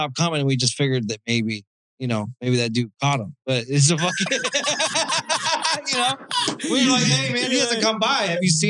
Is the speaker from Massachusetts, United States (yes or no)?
no; Arizona, United States; because I'm from Arizona originally